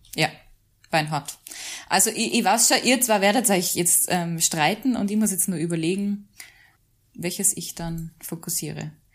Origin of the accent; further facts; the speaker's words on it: Mühlviertel, Upper Austria, Austria; now in Salzburg, Austria; ich komme eigentlich aus Mühlviertel ursprünglich